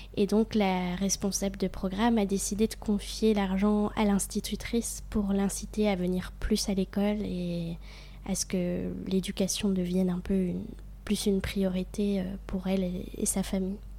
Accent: near Besançon, Bourgogne-Franche-Comté, France; moved away as an adult; also born or lived in Vannes; je viens de Franche-Comté, mais j'ai vécu un an à Vannes

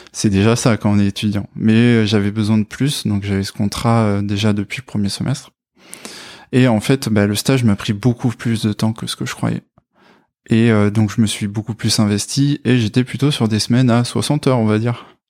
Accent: Brive-la-Gaillarde, Nouvelle-Aquitaine, France; moved away as an adult; now in Bordeaux, France; je viens de Corrèze, de Brive-la-Gaillarde, et je suis sur Bordeaux depuis à peu près 8 ans

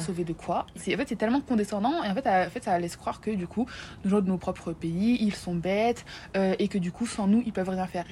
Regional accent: France; c'est la France, c'est là où j'ai grandi

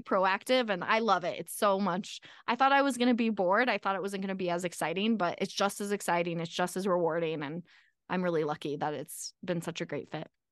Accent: Arizona, United States; moved away as an adult; now in Colorado, United States; I'm from Arizona, so I went to Arizona State for engineering school

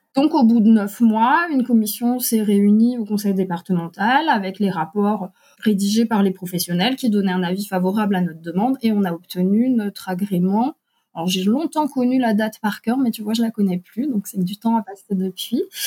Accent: Alsace, Grand Est, France; nous habitons en Alsace, dont nous sommes originaires

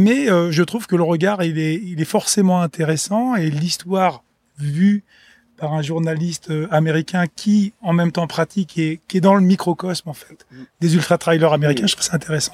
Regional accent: Réunion; Moi, je viens de La Réunion.

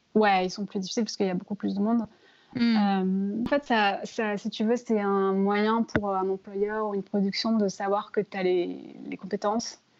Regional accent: France; also born or lived in London; now in New York, United States; moi, en tant que Française

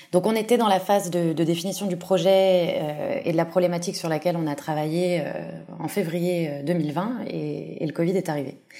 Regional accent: Paris, Île-de-France, France; moved away as an adult; now in Barcelona, Spain; je suis française, je suis née et j'ai grandi à Paris, mais ça fait maintenant cinq ans que je vis en Espagne, plus précisément euh, à Barcelone

